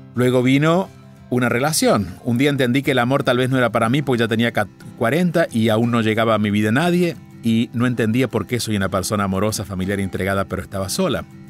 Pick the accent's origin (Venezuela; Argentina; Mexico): Argentina; mi pueblo, en Argentina